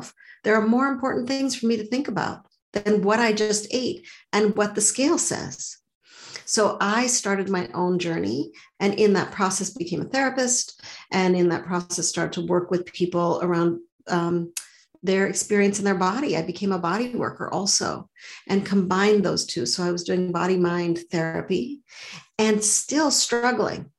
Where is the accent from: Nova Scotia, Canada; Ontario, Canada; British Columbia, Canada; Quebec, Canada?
Quebec, Canada; Montreal; now in Boston, United States; So I grew up in Montreal. I live in Boston now, but I grew up in Montreal.